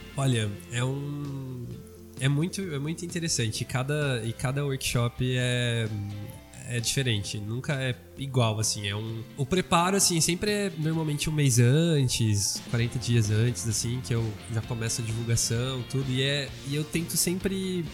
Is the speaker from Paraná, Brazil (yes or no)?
no; São José do Rio Preto, São Paulo, Brazil; A gente é de Rio Preto